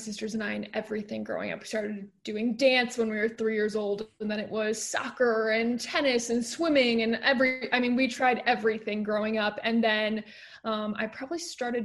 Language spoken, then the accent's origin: English; Stamford, Connecticut, United States; I am from Stamford originally, born and raised, grew up there, went through high school